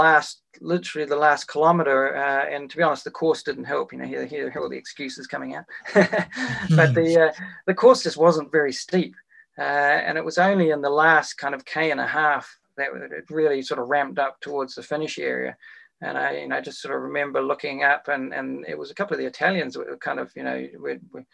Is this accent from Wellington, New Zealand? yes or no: yes; Wellington, New Zealand; my hometown of Wellington